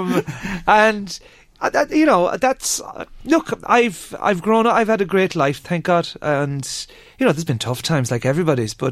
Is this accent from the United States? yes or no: no; Ireland; I'm fully Irish.